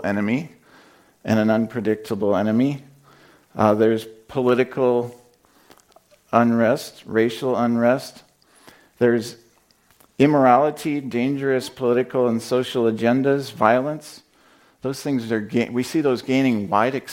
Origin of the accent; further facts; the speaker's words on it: Indiana, United States; I'm from Indiana. We have tornadoes there